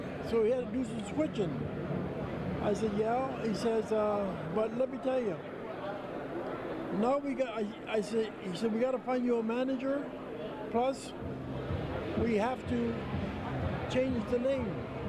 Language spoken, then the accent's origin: English; Windsor, Ontario, Canada; also born or lived in Khartoum, Sudan; I'm from Windsor, Ontario, Canada.